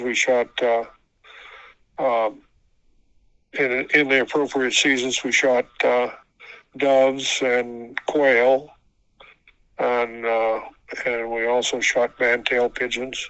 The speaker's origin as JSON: {"language": "English", "area": "Santa Barbara County", "region": "Central California", "country": "United States", "tie": "born or raised there", "said": "I grew up on a cattle and farming operation in Central California in Santa Barbara County."}